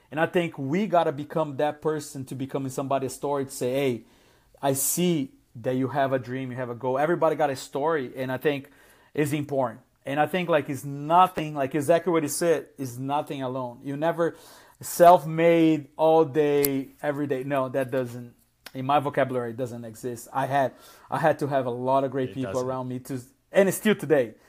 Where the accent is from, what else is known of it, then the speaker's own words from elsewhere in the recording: Brazil; English is a second language; also born or lived in South Florida; now in Atlanta, United States; I came from an immigrant background. I, I am from Brazil originally